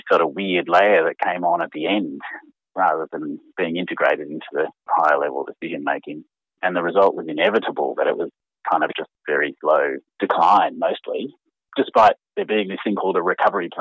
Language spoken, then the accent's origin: English; Canberra, Australian Capital Territory, Australia; I started as a kid growing up in Canberra